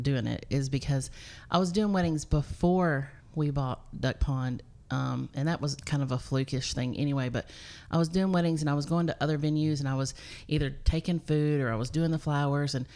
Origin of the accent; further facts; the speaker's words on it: Cookeville, Tennessee, United States; I'm originally from Cookeville, born and raised, graduated here, band geek